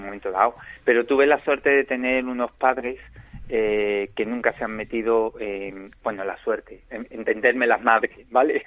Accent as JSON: {"language": "Spanish", "town": "Málaga", "region": "Andalusia", "country": "Spain", "tie": "born or raised there", "said": "yo soy malagueño. O pues, sea, malagueño de nacimiento, de, un barrio típico, típico, que es el barrio casi como Triana en Sevilla, pero aquí es la Trinidad mm. de Málaga. Y nada, pues ahí me crié"}